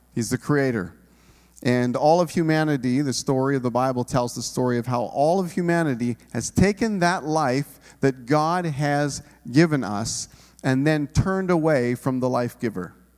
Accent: Canada; we're Canadian individuals

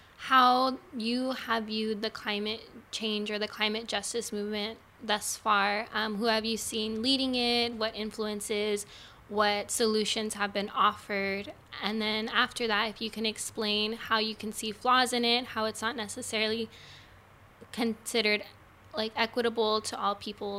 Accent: National City, California, United States; I am from National City, California

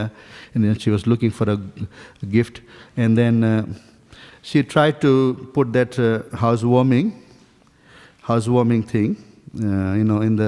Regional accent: Dunedin, Otago, New Zealand; I'm not from here actually. I'm from New Zealand. So in a place called Dunedin

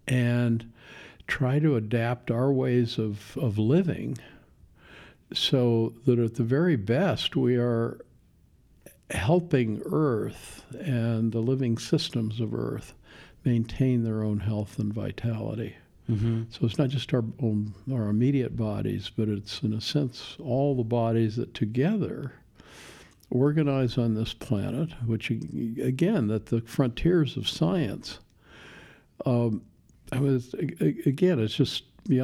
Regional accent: Longview, Washington, United States; Longview, Washington.

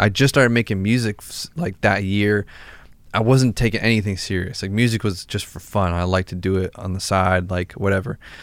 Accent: Massachusetts, United States; we're both from Massachusetts

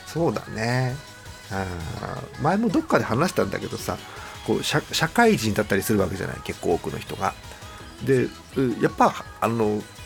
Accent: Hokkaido, Japan; 北海道民なんで

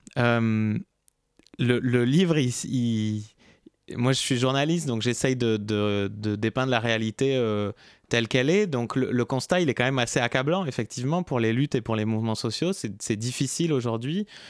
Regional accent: Basque Country, Nouvelle-Aquitaine, France; moved away as an adult; now in Paris, France; ça fait 12 ans que je suis à Paris, mais je suis du Pays Basque

